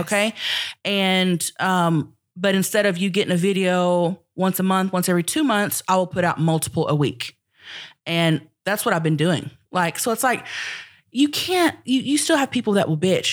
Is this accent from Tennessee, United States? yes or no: no; Thackerville, Oklahoma, United States; I'm from Thackerville, Oklahoma.